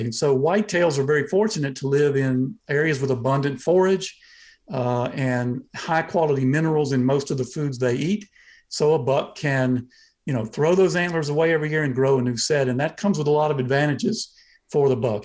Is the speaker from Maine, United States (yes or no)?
no; Southeast Georgia, United States; now in Athens, Georgia, United States; I'm from Southeast Georgia, uh, near the coast. That's where, uh, my family's land is